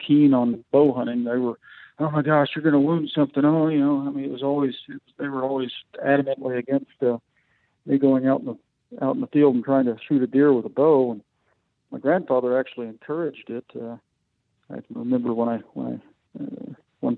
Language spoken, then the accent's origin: English; San Angelo, Texas, United States; moved away as an adult; now in Colorado, United States; I grew up out near San Angelo, Texas, which is more West Texas